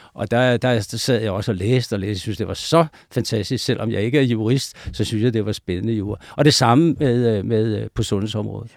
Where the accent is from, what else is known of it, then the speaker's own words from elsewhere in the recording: Denmark; jeg jo fra Jylland